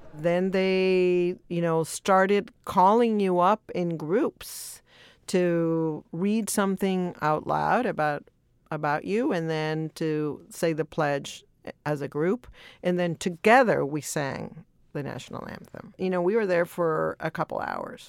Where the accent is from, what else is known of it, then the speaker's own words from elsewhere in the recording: El Salvador; now in Los Angeles, United States; I was born in El Salvador